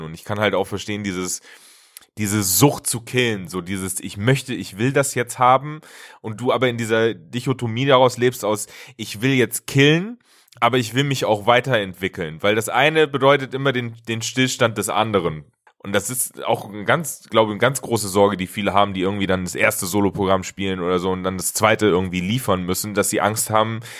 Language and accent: German; Hesse, Germany; moved away; ich komme ja eigentlich auch ursprünglich aus Hessen